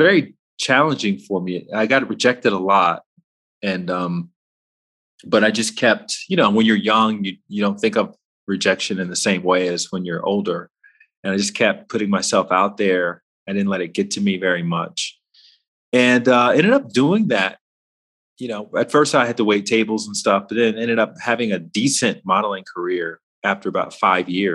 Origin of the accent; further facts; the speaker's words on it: Alabama, United States; moved away as an adult; also born or lived in Washington, D.C.; I grew up in Alabama